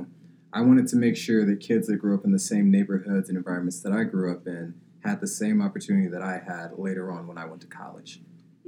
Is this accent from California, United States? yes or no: yes; Sacramento, California, United States; I grew up in South Sacramento in a small neighborhood called Meadowview